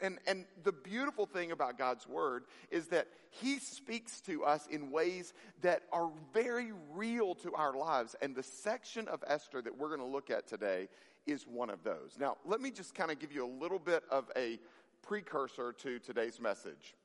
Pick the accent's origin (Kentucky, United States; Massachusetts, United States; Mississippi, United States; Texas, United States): Mississippi, United States; I grew up in Mississippi